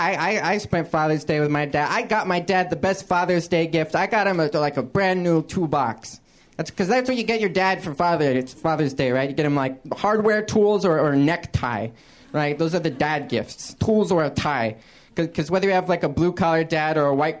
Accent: San Francisco Bay Area, California, United States; I grew up in the San Francisco Bay Area

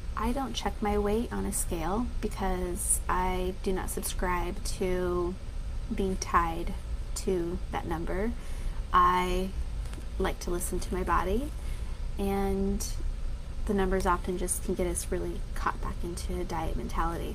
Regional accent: Denver, Colorado, United States; being that I'm from Denver, Colorado

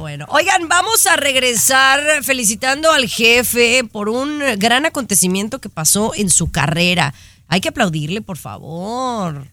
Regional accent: Mexico; los que somos mexicanos y entendemos la cultura

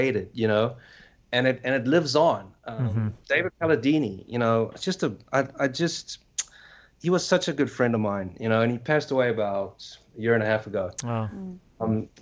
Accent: South Africa; moved away; I'm from South Africa, so I was still in South Africa at this time

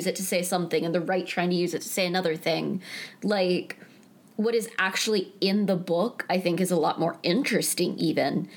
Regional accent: eastern North Carolina, United States; I am the only one of us who is from the South, and I'm from North Carolina, and I'm from sort of the more eastern part of the state

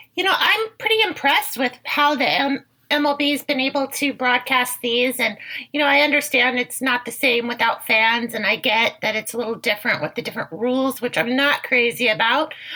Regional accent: Bay Area, California, United States; I was raised in the Bay Area

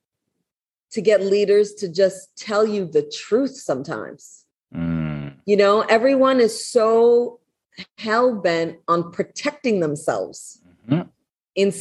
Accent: Toronto, Ontario, Canada; I grew up in Scarborough

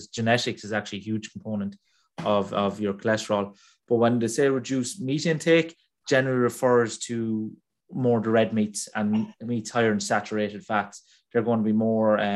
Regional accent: Ireland; I'm Irish

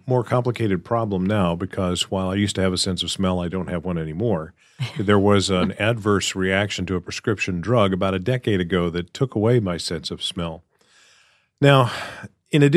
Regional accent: the South, United States; I grew up in the South

